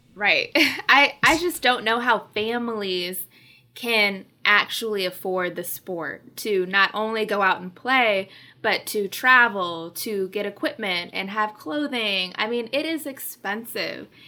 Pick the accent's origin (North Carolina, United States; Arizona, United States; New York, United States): Arizona, United States; moved away; I'm from Arizona, okay? This is not the weather I'm used